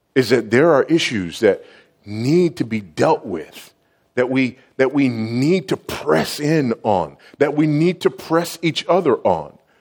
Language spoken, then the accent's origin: English; Los Angeles, California, United States; I was raised in South Central Los Angeles, now just South